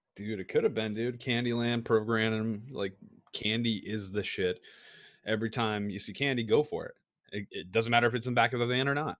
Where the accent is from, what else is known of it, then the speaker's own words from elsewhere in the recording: East Coast, United States; moved away; I grew up on the East Coast